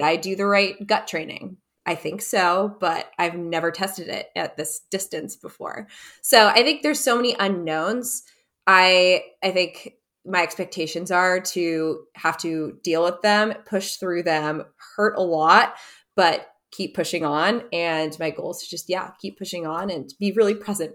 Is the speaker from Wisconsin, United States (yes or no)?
yes; Wisconsin, United States; we grew up skiing together in Wisconsin